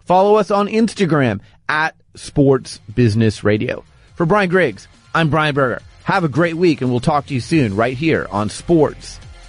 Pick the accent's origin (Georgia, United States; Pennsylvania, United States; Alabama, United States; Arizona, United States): Arizona, United States; Phoenix; moved away; Well, I was born and raised in Phoenix